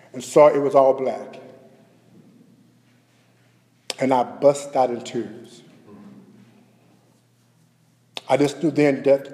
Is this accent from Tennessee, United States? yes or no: no; Dallas, Texas, United States; Born and raised in Oak Cliff, Texas